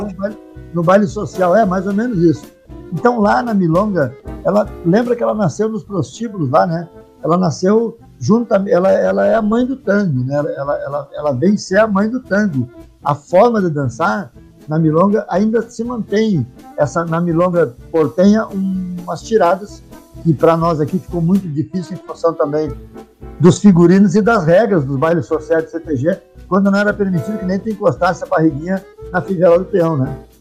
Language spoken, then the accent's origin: Portuguese; São Sepé, Rio Grande do Sul, Brazil; now in Caxias do Sul, Brazil; eu saí de São Cepé, mas São Cepé permanece na, na mala de garupa